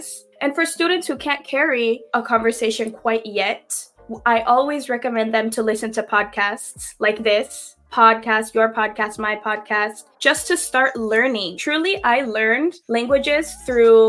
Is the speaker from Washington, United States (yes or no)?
yes; Seattle, Washington, United States; first language English; I am from Seattle, Washington, born and raised in Seattle. And yes, English is my first language.